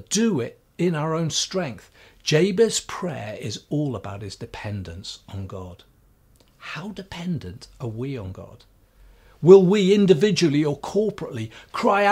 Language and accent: English; Swansea, Wales, United Kingdom; growing up in Swansea, at the bottom of our road was the Bible College of Wales